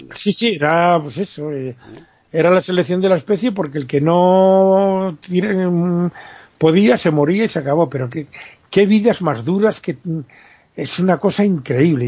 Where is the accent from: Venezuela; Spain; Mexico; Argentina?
Spain; Como decimos en España